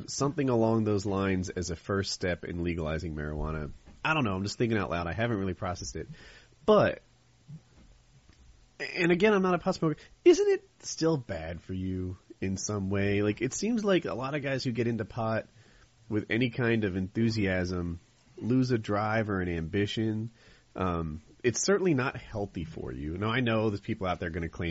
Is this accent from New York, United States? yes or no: no; New Jersey, United States; moved away as an adult; also born or lived in the South (US); I'm from Jersey